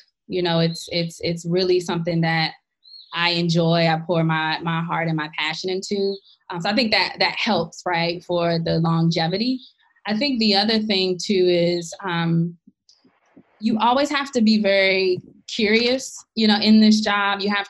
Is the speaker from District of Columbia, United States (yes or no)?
yes; Washington, District of Columbia, United States; moved away as an adult; also born or lived in New York City; I grew up in Washington, D.C., born and raised